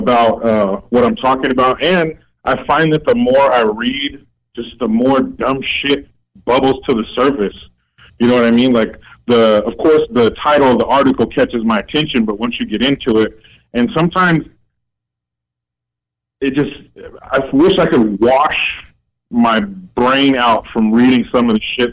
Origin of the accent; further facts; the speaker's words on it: United States; I'm an American